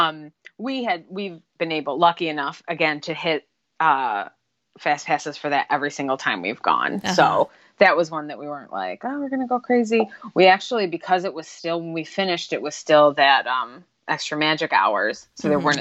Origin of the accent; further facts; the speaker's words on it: Buffalo, New York, United States; we're from Buffalo